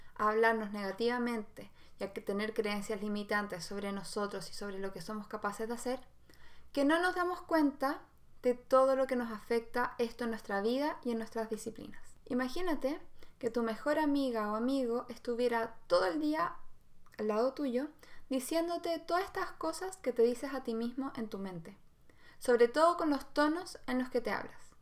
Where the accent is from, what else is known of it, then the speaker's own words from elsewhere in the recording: Santiago, Santiago Metropolitan Region, Chile; yo en realidad nací en Santiago